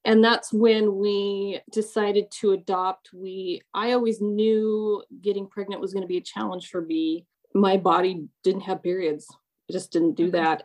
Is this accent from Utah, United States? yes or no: yes; Orem, Utah, United States; also born or lived in Long Beach, California / Atlanta metro area, Georgia; now in Atlanta, United States; I was born in Long Beach in California